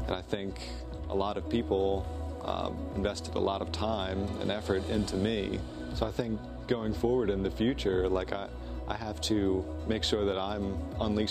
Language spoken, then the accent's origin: English; Harford County, Maryland, United States; I grew up in Harford County, and I've been living around here pretty much my whole life.